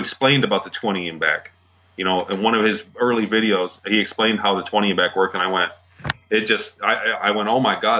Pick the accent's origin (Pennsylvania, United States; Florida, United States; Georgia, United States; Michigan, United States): Michigan, United States; I grew up here in Michigan